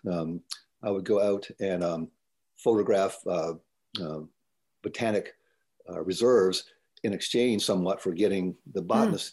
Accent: Tidewater, Virginia, United States; moved away as an adult; I grew up in Tidewater, Virginia, and it's I uh, quite honestly couldn't wait to leave there uh, as a young man.

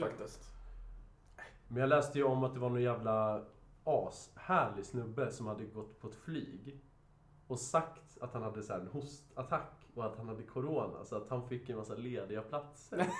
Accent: Sweden; är svensk och vi är svensk

